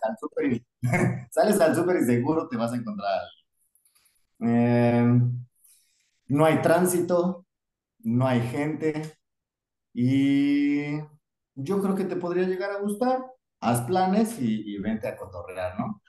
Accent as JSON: {"language": "Spanish", "region": "Mexico City", "country": "Mexico", "tie": "born or raised there", "moved": "as an adult", "lives_now": "Darwin, Australia", "said": "nazco en la Ciudad de México."}